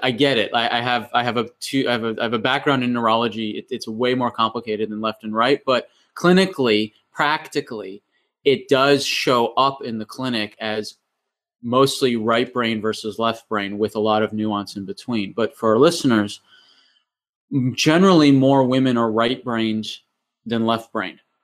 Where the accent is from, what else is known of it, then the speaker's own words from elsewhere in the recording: Massachusetts, United States; moved away as an adult; now in New Zealand; originally, I was born in, uh, Massachusetts in New England